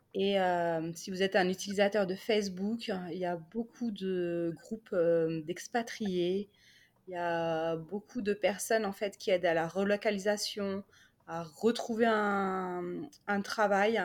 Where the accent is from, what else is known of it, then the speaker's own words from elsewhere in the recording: Paris, Île-de-France, France; moved away as an adult; now in United Kingdom; je viens de Paris